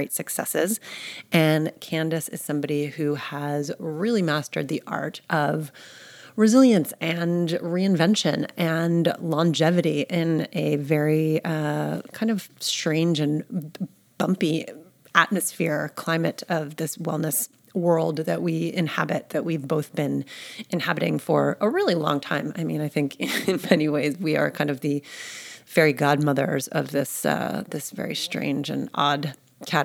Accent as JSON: {"language": "English", "region": "New York", "country": "United States", "tie": "born or raised there", "moved": "as an adult", "lives_now": "Austin, United States", "said": "I'm born and raised in New York"}